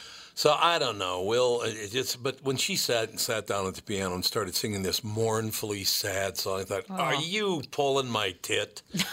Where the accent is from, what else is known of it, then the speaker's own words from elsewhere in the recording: Minnesota, United States; we're from Minnesota.